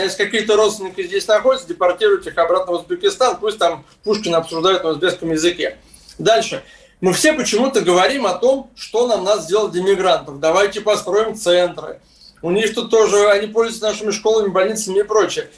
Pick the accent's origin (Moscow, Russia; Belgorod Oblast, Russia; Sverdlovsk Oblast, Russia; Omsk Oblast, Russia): Moscow, Russia; я вырос в Москве